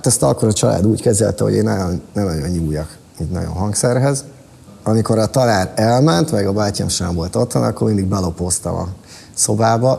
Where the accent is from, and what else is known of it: Balatonszárszó, Somogy, Hungary; born or raised there